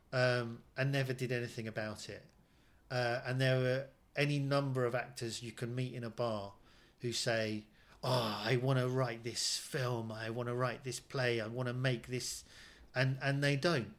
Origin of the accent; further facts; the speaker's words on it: United Kingdom; as a British Asian